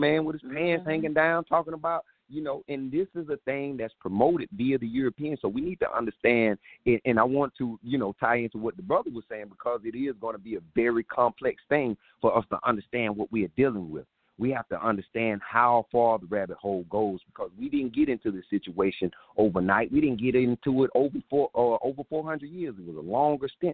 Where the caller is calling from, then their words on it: South Carolina, United States; I'm calling from South Carolina